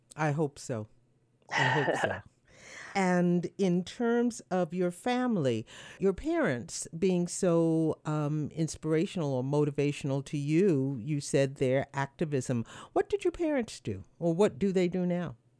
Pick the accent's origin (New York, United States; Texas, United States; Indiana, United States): New York, United States; New York City; I am a New Yorker by birth